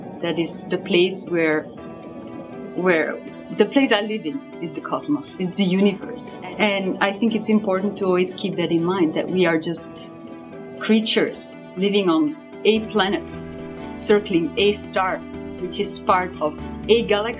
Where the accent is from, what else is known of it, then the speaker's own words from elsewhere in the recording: Belgium; moved away; Right now I'm based at the Harvard Smithsonian Center for Astrophysics. Originally, I'm from Belgium.